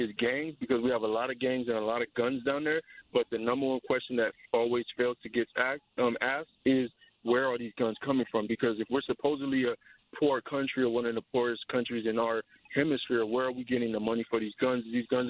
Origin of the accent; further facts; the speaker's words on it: United States; I've been born and raised in America, but I've seen it from both sides as a U.S. citizen, as a Haitian descendant.